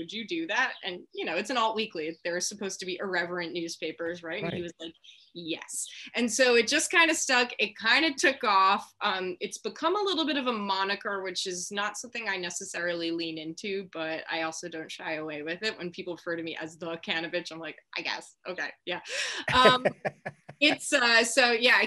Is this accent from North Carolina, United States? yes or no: no; Long Island, New York, United States; moved away as an adult; also born or lived in Connecticut; now in California, United States; I deeply identify with being from New York and Long Island.